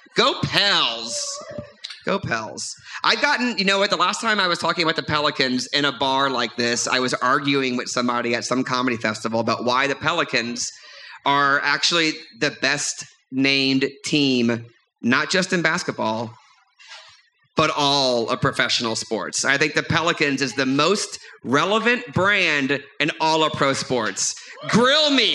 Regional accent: New Orleans, Louisiana, United States; I grew up in the New Orleans area

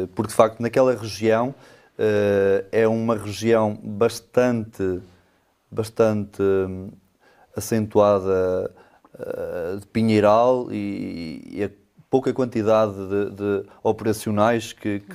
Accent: Vidago, Norte, Portugal; moved away as an adult; now in Alijó, Portugal; Vidago, eh, a minha terra, as minhas origens

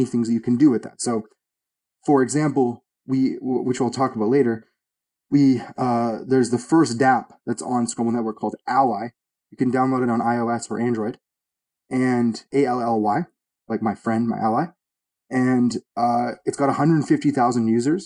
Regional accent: Toronto, Ontario, Canada; I'm from Toronto, Canada.

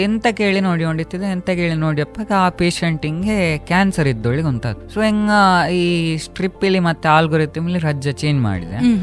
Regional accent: Puttur, Karnataka, India; on ಮೂಲತಃ ಪುತ್ತೂರ್ನ ಹತ್ರ ಮುರ್ಗಜೇಳಿ ನನ್ನ ಮನೆ ಹೆಸರು ಕೆದಿಲ ಗ್ರಾಮಲ್ಲಿ ಮುರ್ಗಜೇಲಿ ನಾನು ಹುಟ್ಟಿದ್ದು

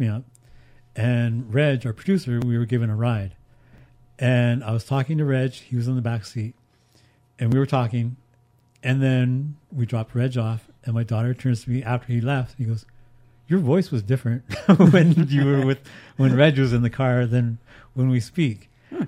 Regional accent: Haida Gwaii, British Columbia, Canada; moved away; also born or lived in Houston, British Columbia / Vancouver; I'm from Haida Gwaii.

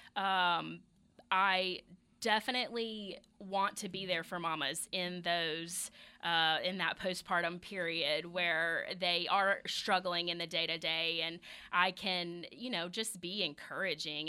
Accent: the South, United States; I say Kegel 'cause I'm from the South.

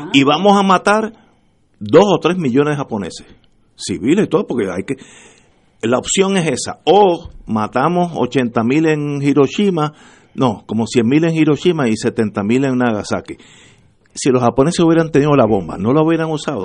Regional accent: Puerto Rico; somos todos puertorriqueños

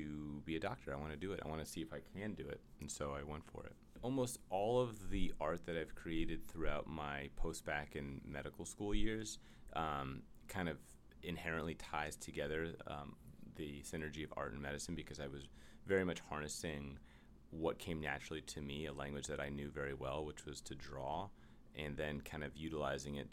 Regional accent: New York City, New York, United States; I'm from the Upper West Side of Manhattan

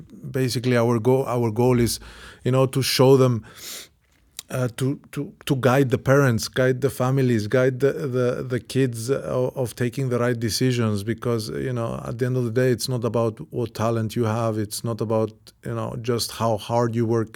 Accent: Cyprus; I came from Cyprus, from a small island

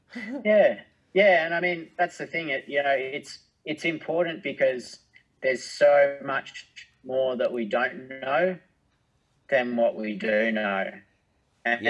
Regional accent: Australia; being an Australian

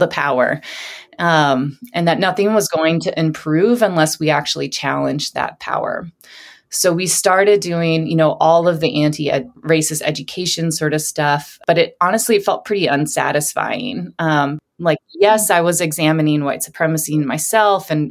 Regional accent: South Dakota, United States; moved away as an adult; I returned home to South Dakota after college.

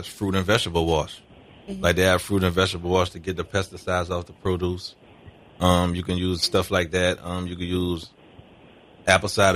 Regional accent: New Orleans, Louisiana, United States; We grew up in the St. Bernard Project

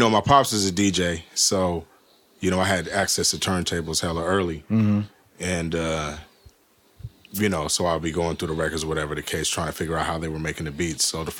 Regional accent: Milpitas, California, United States; I'm from Elpida

